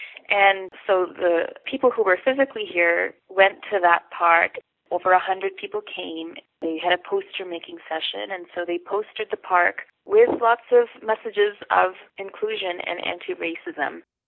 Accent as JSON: {"language": "English", "town": "Toronto", "region": "Ontario", "country": "Canada", "tie": "born or raised there", "also_born_or_lived": "Pakistan", "said": "as a young person growing up in Toronto, I had moved to Toronto from Pakistan at 11 after having been born in Canada"}